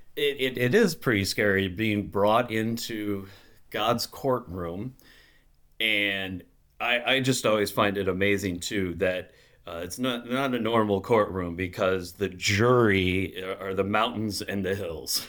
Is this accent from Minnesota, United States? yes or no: yes; Minnesota, United States; moved away as an adult; also born or lived in Chicago / Wisconsin; now in Gurnee, United States; I'm from Minnesota originally and grew up there in a small, uh, Missouri Synod church